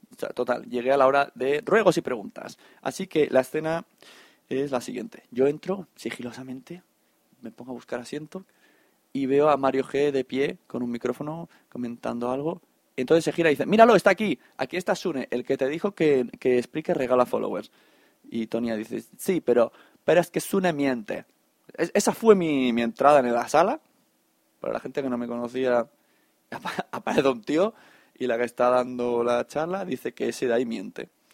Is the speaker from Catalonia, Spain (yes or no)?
yes; Catalonia, Spain; como buenos catalanes